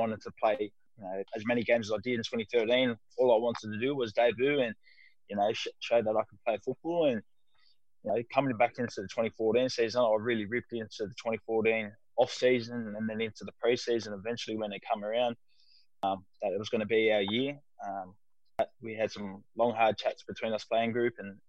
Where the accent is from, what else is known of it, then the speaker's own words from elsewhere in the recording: Sydney, New South Wales, Australia; I'm always going to be a Mascot boy at heart, and it shows in my football that, you know, we have that never say die sort of attitude that I grew up playing in the South area